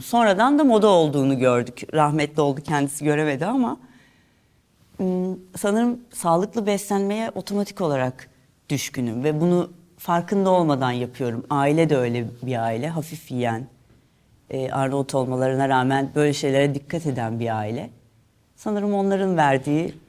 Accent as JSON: {"language": "Turkish", "region": "Istanbul", "country": "Turkey", "tie": "born or raised there", "also_born_or_lived": "Fatih (Fındıkzade), Istanbul / Italy / Edirne", "said": "Sultan Gazi'de büyüdüm."}